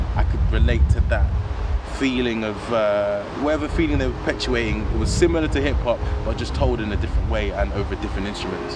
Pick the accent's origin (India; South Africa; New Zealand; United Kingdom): United Kingdom; London; I'm British. I was born in London, um, so being a part of the South London community